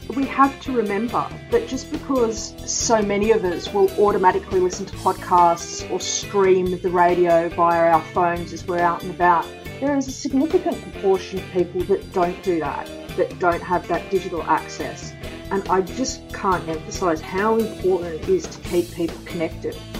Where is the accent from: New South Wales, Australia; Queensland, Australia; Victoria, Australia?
New South Wales, Australia; Sydney; also born or lived in Clovelly / Coogee / Matraville; i was born in clovelly and i grew up in bronte